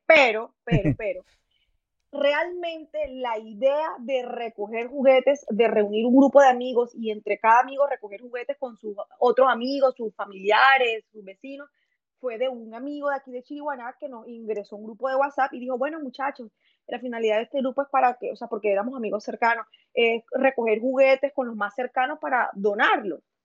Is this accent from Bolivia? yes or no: no; Chiriguaná, Cesar, Colombia; soy de Chiriguaná, Cesar, Colombia